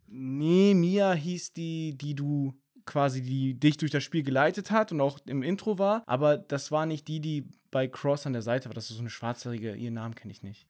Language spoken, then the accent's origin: German; Germany; bei uns in Deutschland